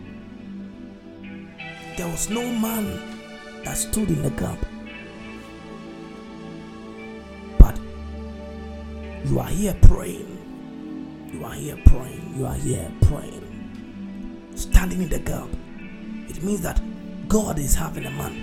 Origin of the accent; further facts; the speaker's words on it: Ghana; We are coming from Africa. We are coming from West Africa, Ghana precisely.